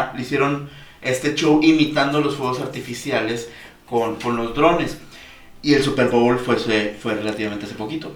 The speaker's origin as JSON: {"language": "Spanish", "town": "Mazatlán", "region": "Sinaloa", "country": "Mexico", "said": "somos de Mazatlán"}